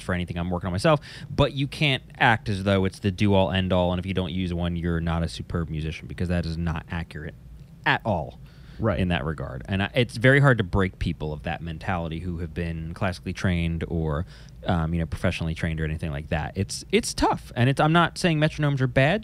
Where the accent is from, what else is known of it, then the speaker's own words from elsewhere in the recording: New Jersey, United States; I'm from New Jersey